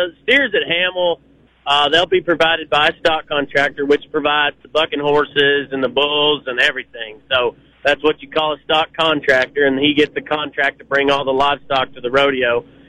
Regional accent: Oklahoma, United States; like, we're from Oklahoma, so it's quite a ways for us to come up here, but we try to come up here every year

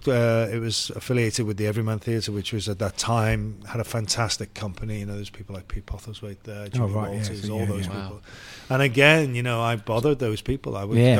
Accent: Liverpool, North West England, United Kingdom; growing up in Liverpool was it's a city that takes the arts seriously

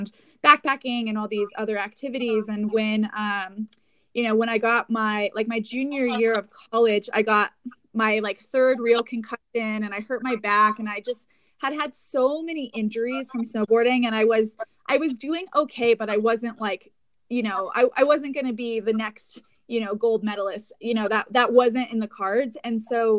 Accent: Aspen, Colorado, United States; also born or lived in Incline Village, Nevada; I grew up in Aspen, Colorado

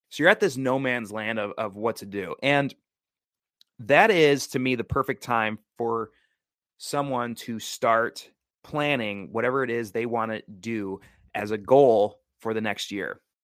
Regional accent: Wisconsin, United States; now in Oregon, United States; I was flying back to my home state of Wisconsin

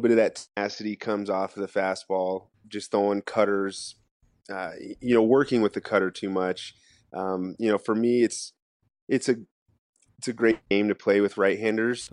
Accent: United States; as an American

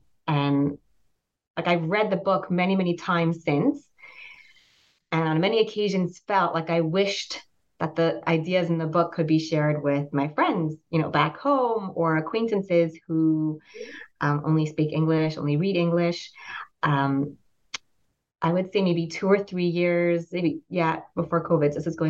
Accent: Pittsburgh, Pennsylvania, United States; I grew up in the States, moved around a lot as a child, but I spent most of my childhood years in Pittsburgh, Pennsylvania.

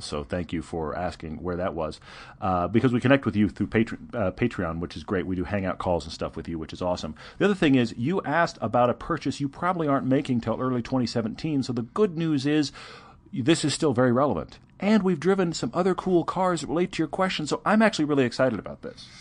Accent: Texas, United States; I'm from Texas

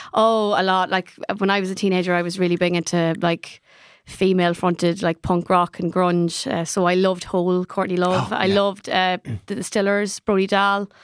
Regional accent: Ireland; as Irish people

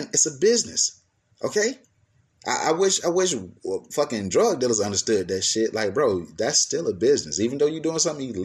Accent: Atlanta, Georgia, United States; the city that I'm from, A-Town, I'm from Atlanta, Georgia

